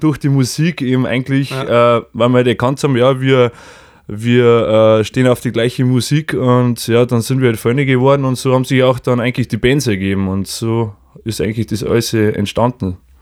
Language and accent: German; Lower Bavaria, Germany; wir kommen aus Ansdorf, aus Niederbayern